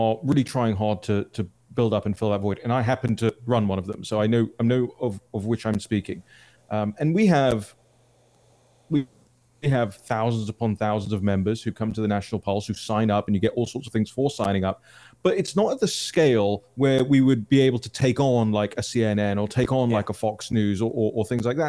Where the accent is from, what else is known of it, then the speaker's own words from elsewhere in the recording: London, United Kingdom; I'm from London